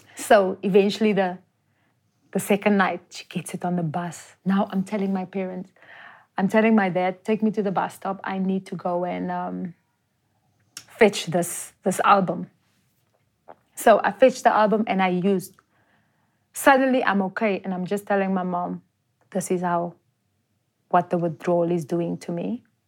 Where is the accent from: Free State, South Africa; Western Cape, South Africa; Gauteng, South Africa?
Gauteng, South Africa; Johannesburg; I'm actually from Jo'burg